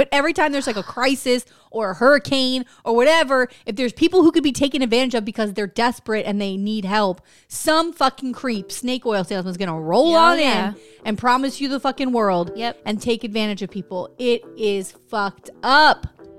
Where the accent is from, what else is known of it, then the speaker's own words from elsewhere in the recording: right outside New Orleans, Louisiana, United States; That I was not born in the bayou. Right? I was born right outside New Orleans.